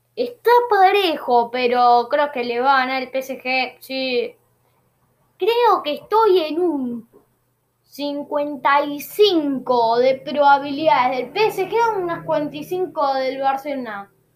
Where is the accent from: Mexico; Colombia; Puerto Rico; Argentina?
Argentina; Ya soy argentino